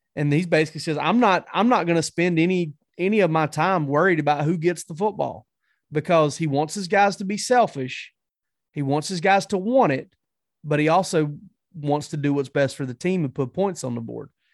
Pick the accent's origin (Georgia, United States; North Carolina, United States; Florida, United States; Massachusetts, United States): Georgia, United States; South; I grew up around in South Georgia